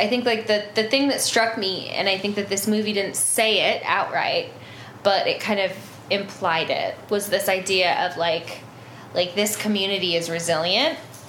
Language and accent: English; Northern Plains, United States; And I grew up in the Northern Plains around a lot of Lakota culture.